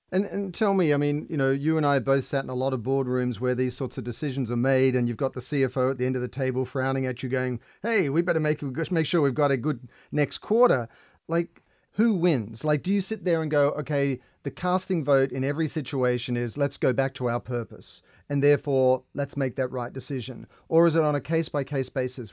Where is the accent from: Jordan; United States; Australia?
Australia; I grew up in Australia in the water